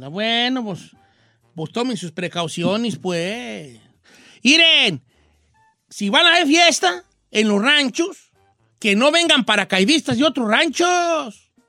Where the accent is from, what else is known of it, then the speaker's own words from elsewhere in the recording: Parral, Chihuahua, Mexico; En Parral, Chihuahua, que es mi pueblo, todo normal.